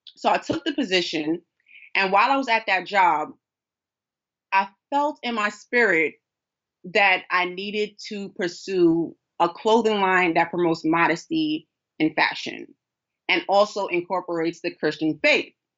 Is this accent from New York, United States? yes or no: yes; New York City, New York, United States; a daughter of a king, who was born and raised in Brooklyn, New York